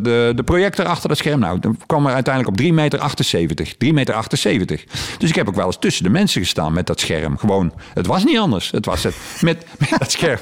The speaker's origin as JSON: {"language": "Dutch", "town": "Heeswijk", "region": "North Brabant", "country": "Netherlands", "said": "ik kom hier uit Heeswijk."}